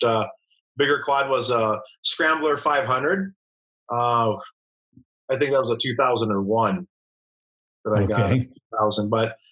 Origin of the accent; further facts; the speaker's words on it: Toledo, Ohio, United States; moved away as an adult; also born or lived in San Diego, California / Lake Havasu, Arizona; now in Lake Havasu City, United States; I grew up in Ohio, okay? Toledo, Ohio. Left there in 85 as soon as I could when I graduated from high school.